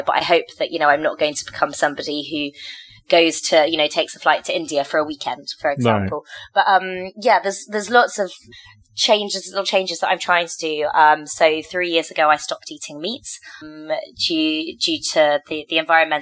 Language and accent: English; Cornwall, South West England, United Kingdom; now in Lyon, France; When I was little, growing up in Cornwall